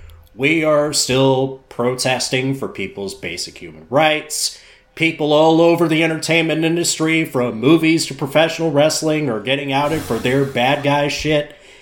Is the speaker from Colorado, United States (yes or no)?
no; Chattanooga, Tennessee, United States; My home city of Chattanooga, Tennessee